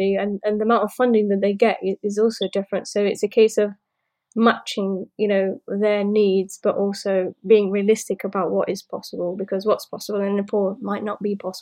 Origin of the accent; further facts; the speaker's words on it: London, United Kingdom; moved away as an adult; now in Portsmouth, United Kingdom; And I also live in London, or I came from London